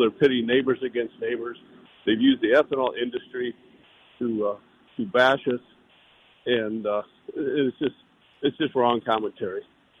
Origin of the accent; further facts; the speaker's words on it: South Dakota, United States; as a South Dakotan, as an American